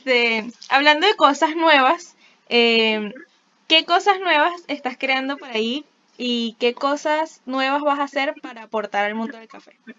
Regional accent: Venezuela; nosotros sí tenemos una responsabilidad de ser como la mejor versión de nuestra venezolanidad

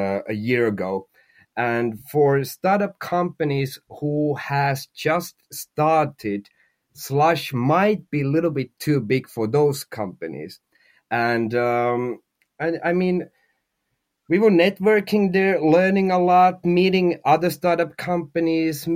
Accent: Finland; we are from Finland, the company is from Finland, and everybody in the team is from Finland

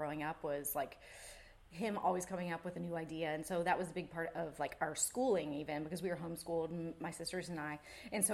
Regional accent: Wrightsville Beach, North Carolina, United States; moved away; also born or lived in California; I grew up in Wrightsville Beach

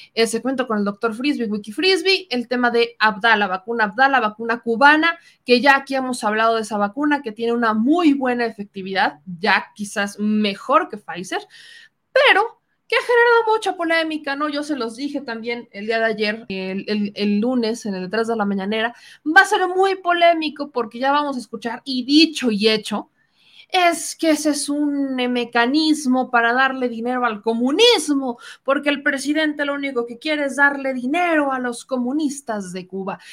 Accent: Mexico; éramos muchos mexicanos los que intentábamos llegar

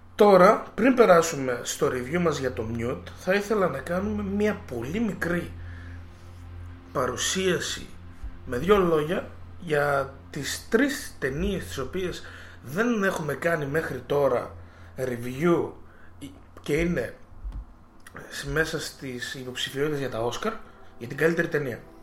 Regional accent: Greece; εμείς σαν Έλληνες που είμαστε μια χώρα της Ανατολής

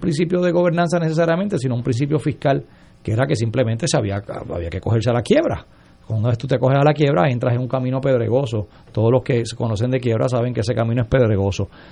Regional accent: Puerto Rico; como puertorriqueño

